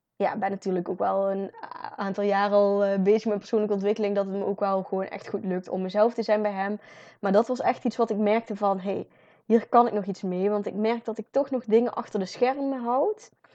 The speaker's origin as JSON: {"language": "Dutch", "region": "North Brabant", "country": "Netherlands", "said": "als Brabanders"}